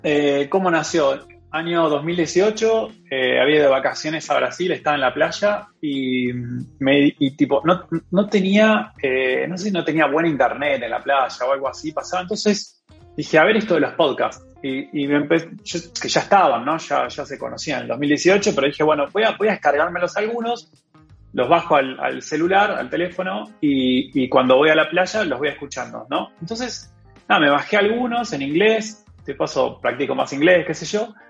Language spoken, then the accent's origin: Spanish; Argentina; moved away as an adult; now in Europe